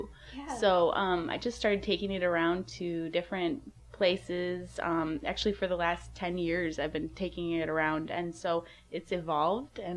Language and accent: English; Milwaukee, Wisconsin, United States; I'm from Milwaukee, Wisconsin